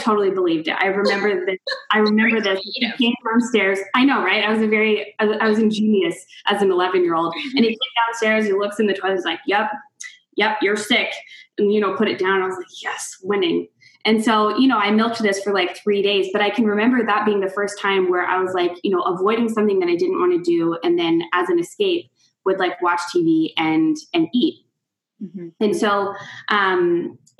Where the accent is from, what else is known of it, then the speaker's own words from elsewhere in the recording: Wichita, Kansas, United States; moved away as an adult; now in Toronto, Canada; I am actually from Kansas, Wichita, Kansas. I'm like the quintessential Midwesterner.